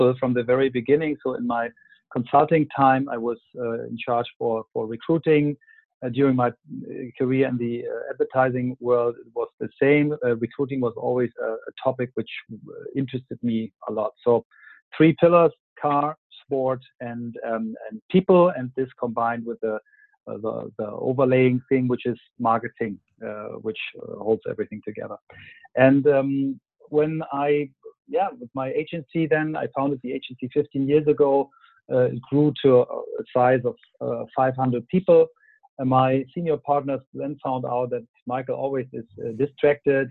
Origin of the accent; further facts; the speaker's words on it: Kiel, Schleswig-Holstein, Germany; also born or lived in Flensburg; I was born and raised in Flensburg and then Kiel, which is close to the Danish border.